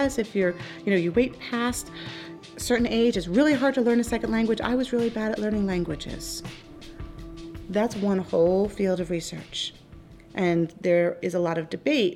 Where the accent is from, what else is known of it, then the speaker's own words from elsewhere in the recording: New York, United States; accent: New York; I speak with a New York accent, because I'm from New York